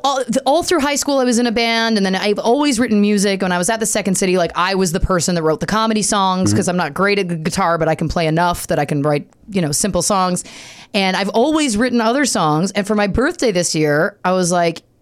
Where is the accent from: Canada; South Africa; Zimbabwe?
Canada; now in California, United States; as a Canadian